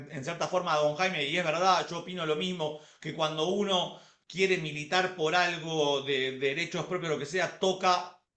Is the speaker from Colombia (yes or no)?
yes; Colombia; porque nosotros solamente no somos solamente colombianos, sino que somos mundialmente conocidos